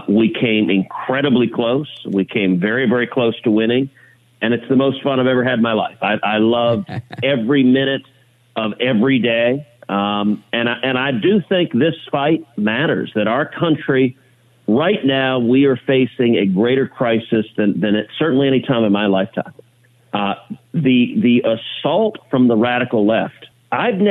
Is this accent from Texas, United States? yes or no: yes; Houston, Texas, United States; grew up in Houston